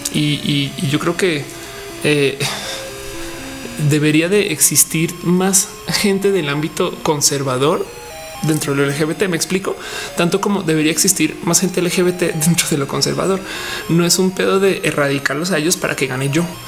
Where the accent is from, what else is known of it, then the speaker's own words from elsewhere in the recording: Guanajuato, Mexico; also born or lived in Colombia; Yo soy de Guanajuato, el estado más panista del país.